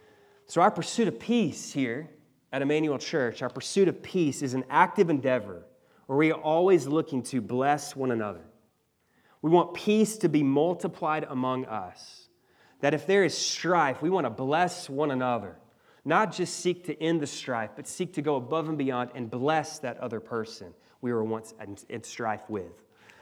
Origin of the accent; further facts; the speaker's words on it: Mississippi, United States; You know, I remember in the church I grew up in Mississippi, every Sunday we'd have people come down to the front